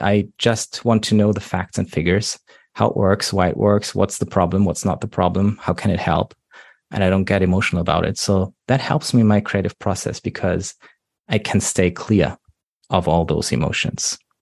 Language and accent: English; Germany; accent: German; English is a second language; I'm coming from Germany, by the way, how you might already know from my accent.